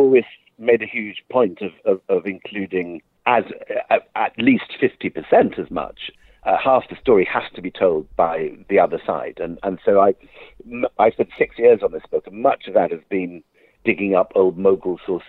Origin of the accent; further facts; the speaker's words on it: Scotland, United Kingdom; I'm a Scot